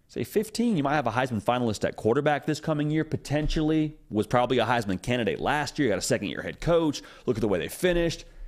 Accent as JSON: {"language": "English", "region": "Southern California", "country": "United States", "tie": "born or raised there", "said": "growing up in the Southern California area"}